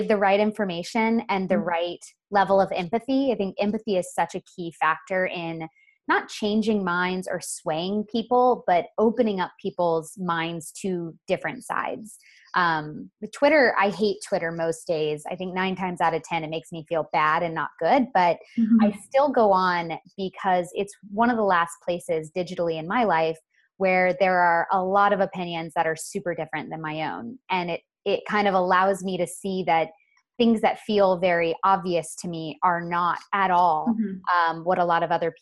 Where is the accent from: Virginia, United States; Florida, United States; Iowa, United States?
Florida, United States; Sebastian; now in Los Angeles, United States; I'm from Sebastian